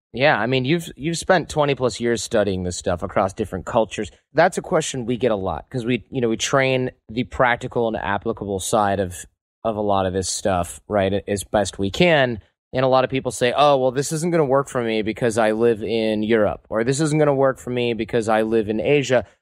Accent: Michigan, United States; now in San Francisco, United States; growing up in Michigan

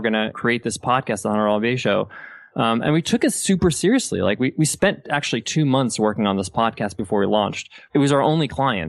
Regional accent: United States; moved away as an adult; also born or lived in Dubai; I was born and raised in the States, but my parents are Egyptian.

